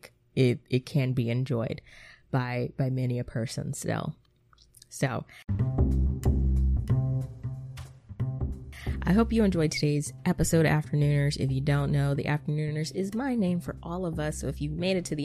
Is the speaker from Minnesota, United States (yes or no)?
no; Atlanta, Georgia, United States; I'm from Atlanta.